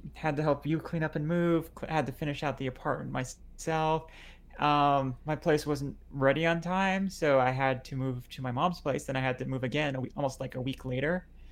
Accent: Lebanon; now in United States; I'm bi trans Lebanese

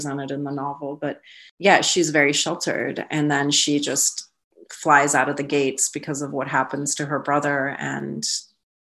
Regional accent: Iran; our communities in Iran

